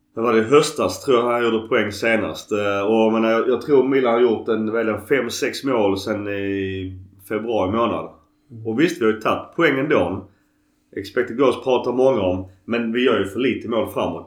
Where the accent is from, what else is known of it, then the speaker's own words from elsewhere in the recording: Skåne, Sweden; accent: Scanian (skånska); min skånska är nog grötigare än, eh, än vanligt